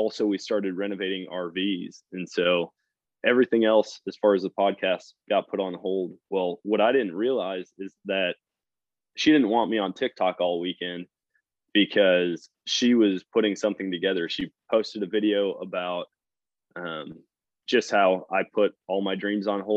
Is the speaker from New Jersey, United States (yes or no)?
no; Wisconsin, United States; moved away as an adult; now in Missouri, United States; I grew up in Wisconsin, started hunting up there